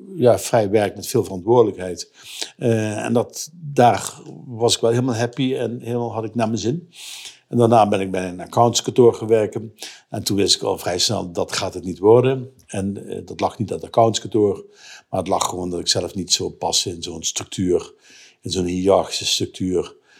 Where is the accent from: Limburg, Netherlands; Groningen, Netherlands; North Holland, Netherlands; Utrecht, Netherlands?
Limburg, Netherlands; Voerendaal; accent: Limburg; moved away; also born or lived in Rotterdam; Uit Voerendaal. Dat is eh, Zuid-Limburg tussen Heel en Maastricht.